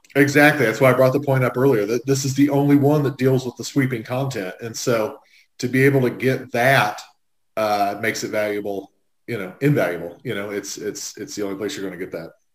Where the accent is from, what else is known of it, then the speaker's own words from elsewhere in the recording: United States; I grew up on the Indiana state line, so we got Dayton stations